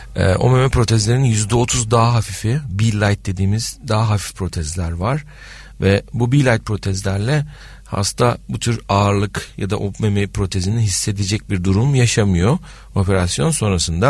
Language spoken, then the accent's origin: Turkish; Adana, Turkey; Ben Adanalıyım.